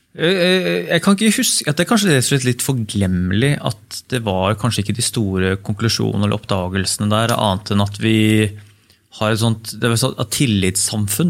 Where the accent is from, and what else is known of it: Norway